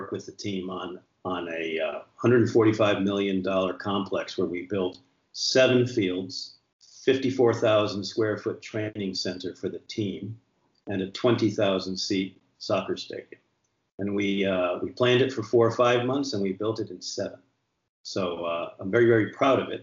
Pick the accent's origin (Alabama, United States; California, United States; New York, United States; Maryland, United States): New York, United States; Stony Brook; moved away as an adult; also born or lived in Jamaica / Barbados; I grew up on the campus of the boarding school